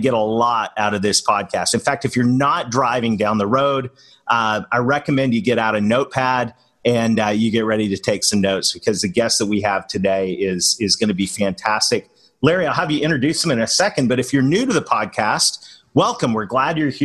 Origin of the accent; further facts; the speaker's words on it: Canada; moved away; being a Canadian that married a Southern girl